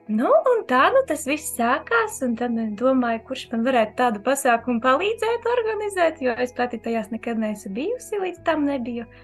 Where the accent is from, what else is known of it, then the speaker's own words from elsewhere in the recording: Daugavpils, Latvia; un es arī esmu no Daugavpils.